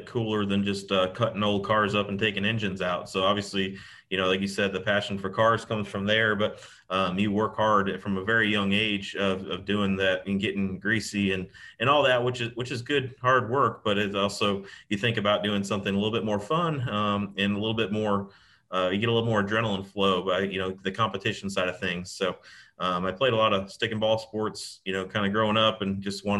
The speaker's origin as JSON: {"language": "English", "town": "Livonia", "region": "New York", "country": "United States", "tie": "born or raised there", "moved": "yes", "said": "Sweeteners Plus was right in Livonia, where I was from"}